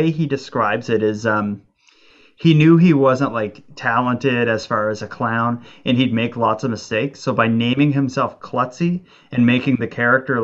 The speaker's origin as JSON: {"language": "English", "area": "Cape Breton", "region": "Nova Scotia", "country": "Canada", "tie": "born or raised there", "said": "my hometown"}